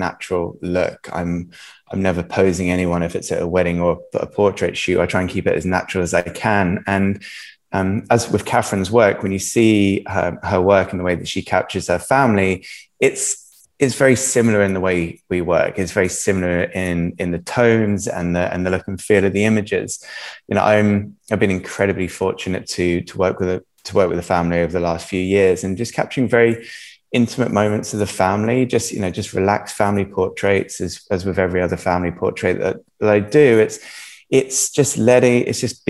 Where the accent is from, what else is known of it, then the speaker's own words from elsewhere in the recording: Jersey; originally I'm from Jersey. I've been in Jersey my whole life. Jersey is an amazing home. You know, I've been brought up in island life